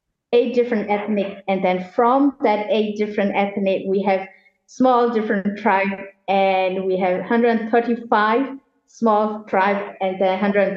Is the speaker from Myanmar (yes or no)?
yes; Yangon, Yangon Region, Myanmar; moved away as an adult; Well, I'm originally from Rangoon. They call it Yangon. It's the capital city before. And then I lived there until I'm 18. And I left the country when I'm 19.